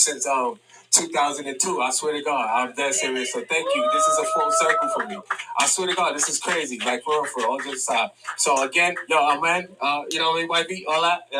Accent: New York City, New York, United States; I'm from New York

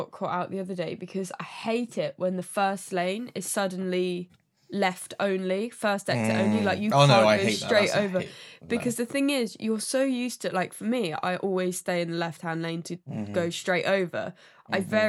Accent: Milton Keynes, South East England, United Kingdom; But we're from Milton Keynes.

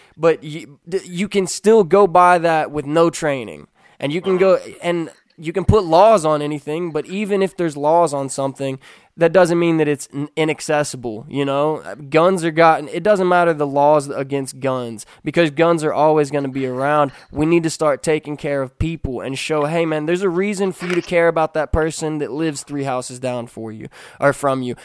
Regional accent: Kentucky, United States; I'm from Kentucky. I was raised around firearms, shooting rifles

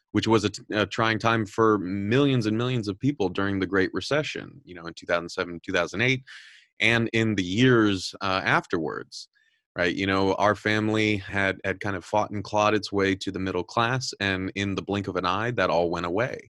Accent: Southern California, United States; I'm, I'm originally from Southern California

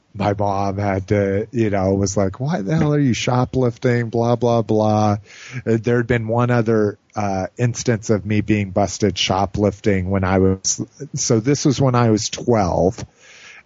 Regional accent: Albuquerque, New Mexico, United States; now in Denver, United States; I grew up in Albuquerque.

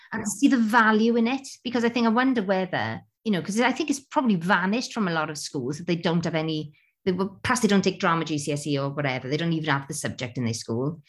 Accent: Wales, United Kingdom; as a Welsh person at the Creighton Theatre

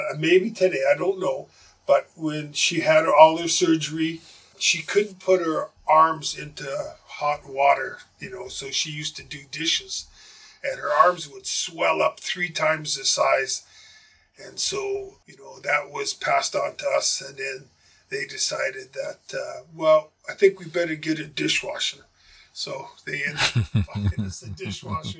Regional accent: Winnipeg, Manitoba, Canada; moved away; I'm from Winnipeg.

